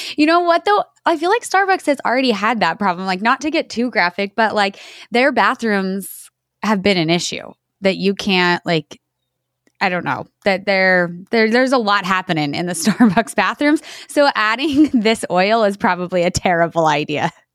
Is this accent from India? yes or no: no; New Mexico, United States; born and raised in New Mexico my entire life on a dairy farm